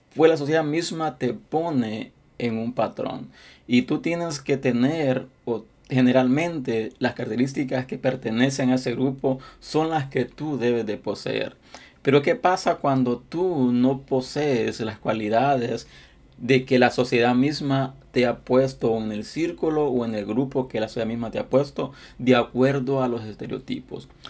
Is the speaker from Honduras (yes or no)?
yes; Honduras; now in United States; mi país, Honduras